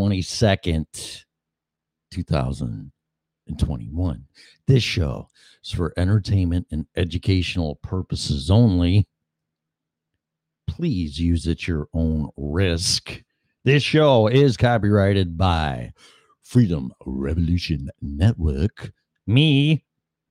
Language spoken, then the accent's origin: English; Illinois, United States; moved away as an adult; also born or lived in Colorado; now in Florida, United States; started my journey leaving my home state of Illinois.